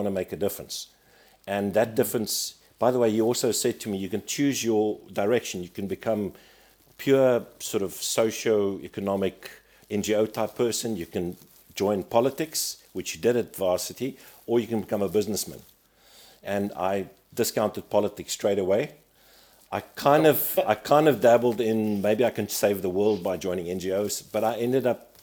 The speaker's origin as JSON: {"language": "English", "country": "South Africa", "said": "as a South African"}